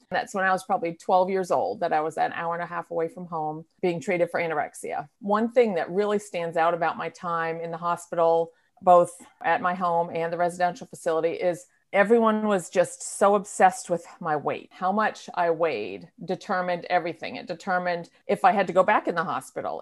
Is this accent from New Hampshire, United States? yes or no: yes; New Hampshire, United States; moved away as an adult; now in North Carolina, United States; I moved to North Carolina from, from my home state of New Hampshire